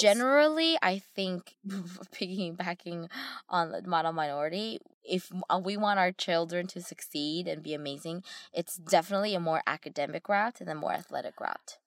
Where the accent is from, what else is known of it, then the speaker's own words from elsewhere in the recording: United States; growing up in America